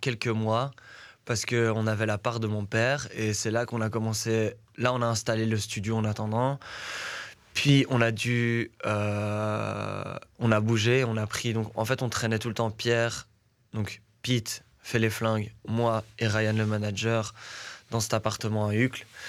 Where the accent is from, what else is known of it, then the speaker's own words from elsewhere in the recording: Brussels, Brussels-Capital Region, Belgium; also born or lived in Etterbeek; je suis né à Etterbeek, mais j'ai vécu du côté de Woluwe mhm. pendant beaucoup d'années de ma jeunesse